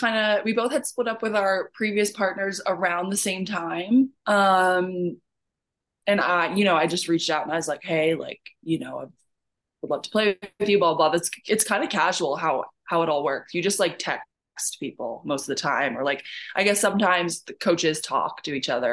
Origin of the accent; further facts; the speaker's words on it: Canada; I think a lot of people know my story by now and know that I'm also Canadian.